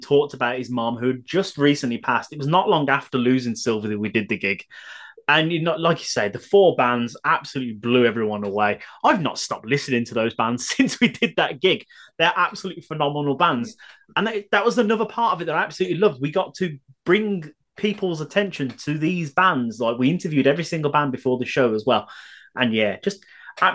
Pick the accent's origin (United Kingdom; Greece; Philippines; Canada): United Kingdom; Birmingham, West Midlands; I'm a Brummie